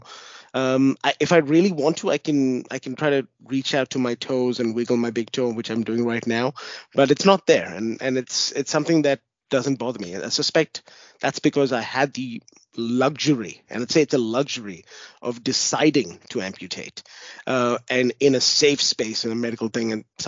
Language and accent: English; New Zealand; also born or lived in India; now in Australia; So I'm an Indian born, Australian now. Before I used to live in New Zealand, moved there in about 94, and we moved to Australia in 99.